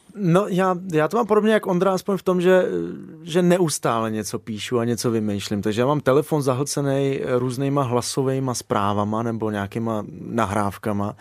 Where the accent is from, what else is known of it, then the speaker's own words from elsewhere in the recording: Moravia, Czechia; moved away as an adult; also born or lived in Ireland; já jsem kluk z Moravy